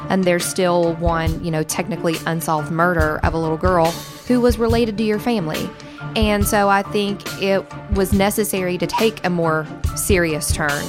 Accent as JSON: {"language": "English", "region": "Southern West Virginia", "country": "United States", "said": "I am from Southern West Virginia, but my family has ties to Harlan County, Kentucky."}